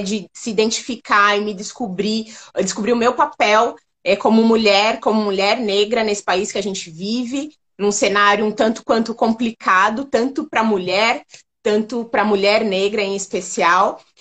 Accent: São Paulo, Brazil; eu sou de São Paulo, né? Sou, sou paulista

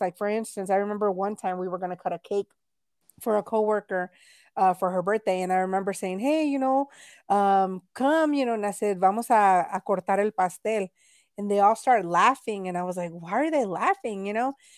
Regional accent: Texas, United States; I was born here in Texas, but my parents are from Mexico.

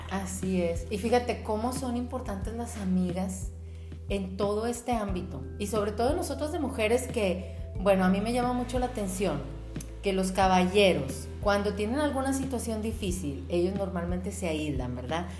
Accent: Monclova, Coahuila, Mexico; moved away; yo y ella somos de Monclova, Coahuila

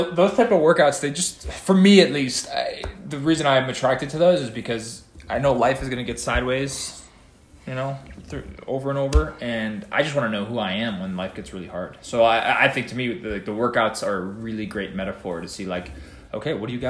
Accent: East Coast, United States; No, but you know, I'm from East Coast, so a New York pizza, I mean, that's non-negotiable.

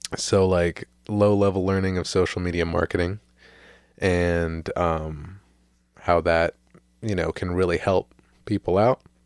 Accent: St. Petersburg, Florida, United States; I am a man, uh, born and raised in Saint Petersburg, Florida.

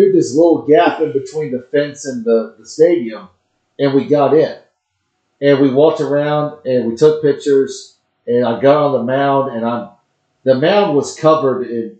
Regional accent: Huntsville, Alabama, United States; we're from Huntsville, Alabama.

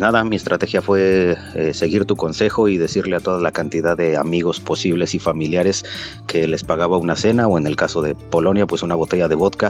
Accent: Mexico City, Mexico; moved away as an adult; also born or lived in United States / India / Poland; now in Kraków, Poland; Yo soy del DF, nací en la Ciudad de México, pero hace, ya 20 años más o menos que me fui

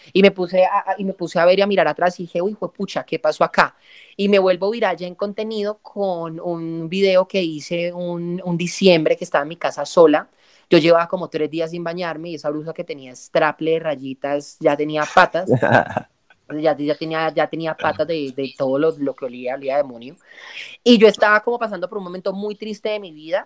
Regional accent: El Cerrito, Valle del Cauca, Colombia; moved away as an adult; estoy recién desempacada de Cerrito, mi pueblo natal, Cerrito Presente, Cerrito Valle

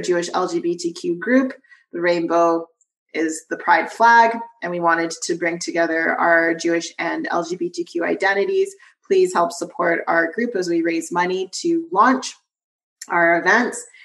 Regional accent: Vancouver, British Columbia, Canada; I was born in Vancouver, BC

